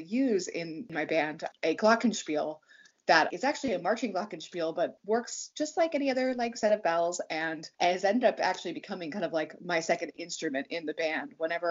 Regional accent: Pittsburgh, Pennsylvania, United States; also born or lived in Virginia; I was born in Virginia, but we moved to the like Allegheny County, Pittsburgh region when I was like 3 or 4

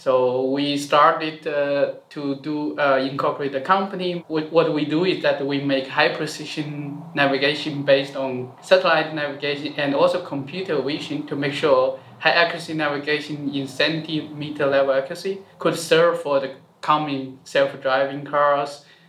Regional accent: China; moved away as an adult; also born or lived in Germany; now in Zurich, Switzerland; I grew up in China and then went to Germany for my master's study. And I end up here at Zurich ETH for my PhD.

